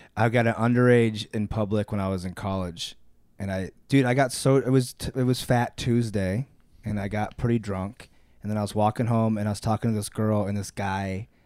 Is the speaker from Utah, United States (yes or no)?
no; Akron, Ohio, United States; moved away; I'm from Akron